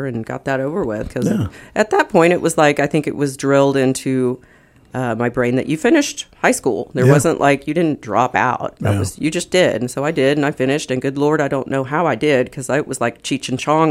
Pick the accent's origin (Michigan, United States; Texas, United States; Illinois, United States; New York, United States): Texas, United States; Richardson; also born or lived in Marble Falls, Texas; now in Austin, United States; I am originally from Richardson, which is north of Dallas near Plano